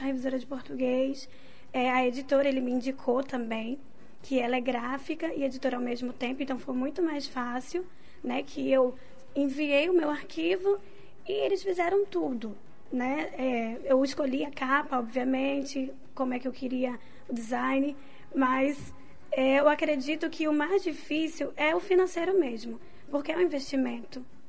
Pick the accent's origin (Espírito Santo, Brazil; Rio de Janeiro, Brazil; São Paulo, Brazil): Rio de Janeiro, Brazil; eu sou carioca